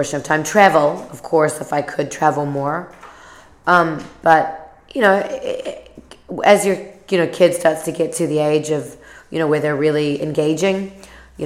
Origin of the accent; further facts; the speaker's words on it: New Zealand; now in San Francisco, United States; since I was 11 from New Zealand